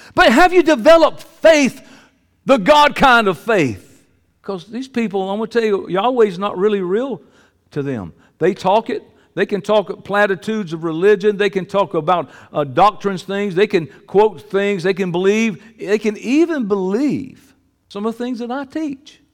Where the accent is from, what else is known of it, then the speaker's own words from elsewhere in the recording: Columbus, Georgia, United States; In my hometown, Columbus, Georgia